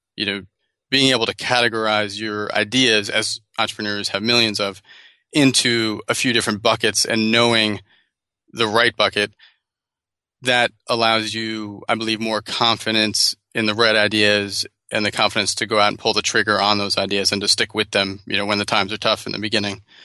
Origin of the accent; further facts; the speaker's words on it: New Jersey, United States; moved away as an adult; also born or lived in Bogota, Colombia / Los Angeles; now in San Francisco, United States; grew up in New Jersey